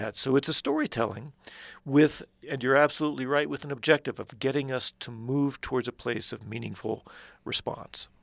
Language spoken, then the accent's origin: English; Midwest, United States; I grew up in the Midwest